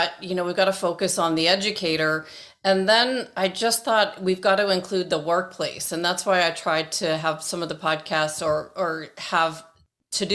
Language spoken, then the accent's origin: English; Toronto, Ontario, Canada; moved away; where I grew up in Toronto